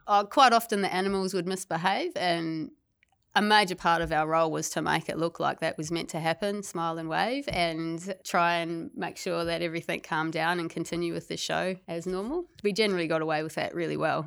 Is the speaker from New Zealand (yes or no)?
yes; New Zealand; moved away as an adult; also born or lived in Gold Coast, Australia; now in Tasmania, Australia; I was originally from New Zealand